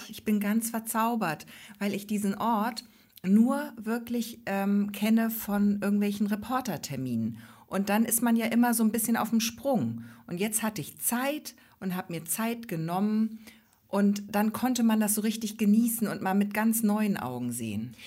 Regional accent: Ostholstein, Schleswig-Holstein, Germany; in Ostholstein, also in unserem Heimatkreis

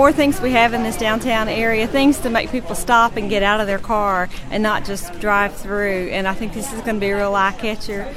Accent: Lynch, near Cumberland, Kentucky, United States; moved away as an adult; I grew up in the area. I grew up in Lentz, graduated from Cumberland High School, went away to UK, never thought I would come back home

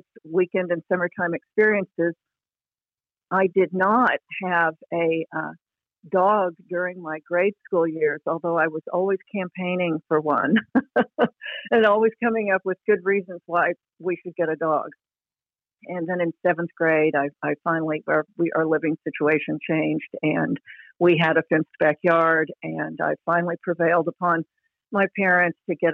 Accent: Oklahoma City, Oklahoma, United States; I grew up in Oklahoma City

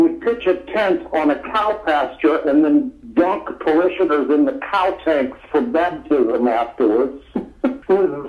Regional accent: Oklahoma, United States; moved away; I was born in Oklahoma.

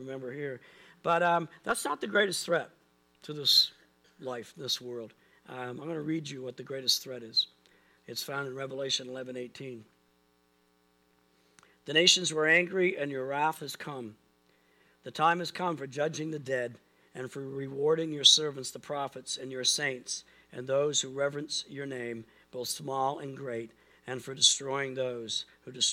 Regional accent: Pictou County, Nova Scotia, Canada; we grew up in Pitt County, it's got a river valley and the Easter Valley, and it's got these hills

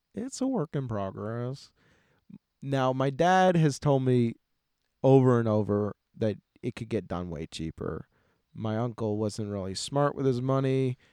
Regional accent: United States; I'm American

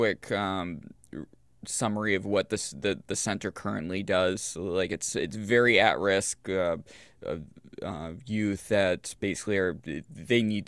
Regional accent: Central Maine, United States; I grew up in Central Maine

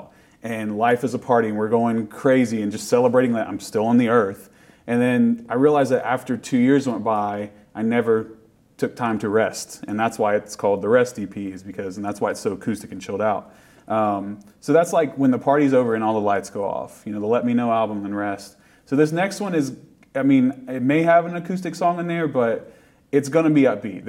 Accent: Appalachia, United States; being from Appalachia means a lot, and it is part of everyone's identity. And people like have made fun of my accent when we go somewhere, but it's like, that's just where I'm from, y'all.

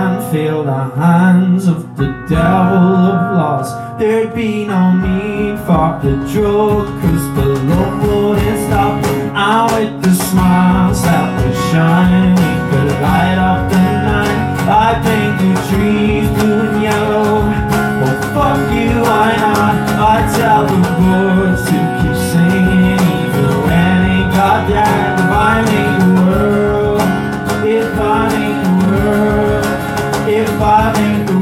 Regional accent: Dublin, Leinster, Ireland; I'm from Dublin

